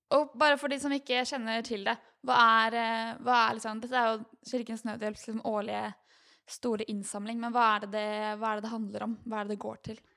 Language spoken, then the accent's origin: Norwegian; Norway; vi her oppe i mm. trygge Norge